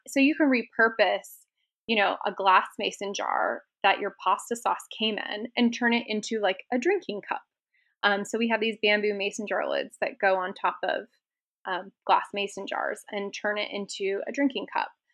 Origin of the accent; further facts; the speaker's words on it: Seattle, Washington, United States; now in Las Vegas, United States; I grew up in Washington